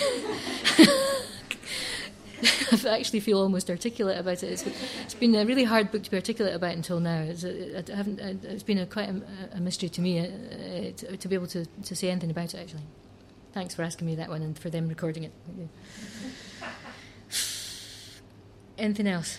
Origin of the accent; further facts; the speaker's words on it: Scotland, United Kingdom; I'm lucky to be Scottish, and to have inherited a very rhythmic tradition